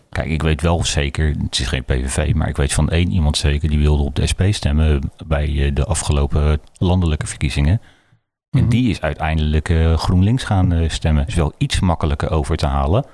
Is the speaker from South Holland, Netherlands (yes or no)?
yes; Rotterdam, South Holland, Netherlands; ik kom uit Rotterdam-Zuid. En ik heb altijd geleerd, daar in Zuid